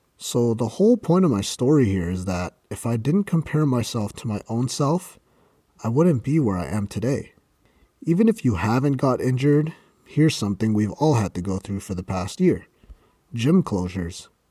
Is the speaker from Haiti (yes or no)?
no; Canada; I'm from Canada